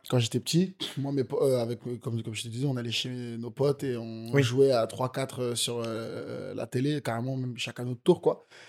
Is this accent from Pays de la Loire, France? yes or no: yes; Nantes, Pays de la Loire, France; j'ai fait du golf quand j'étais petit en EPS à Nantes en CM1 et CM2